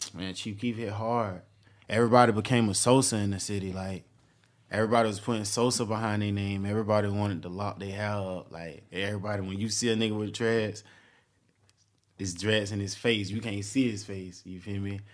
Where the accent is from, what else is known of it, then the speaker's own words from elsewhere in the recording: Jacksonville, Florida, United States; I'm from Jacksonville, Florida, north side of Jacksonville, Dons Avenue